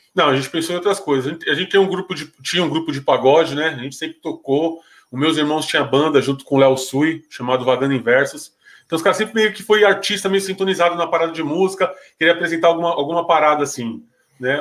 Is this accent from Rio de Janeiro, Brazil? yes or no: no; São Paulo, Brazil; na minha quebrada, a cidade tiradentes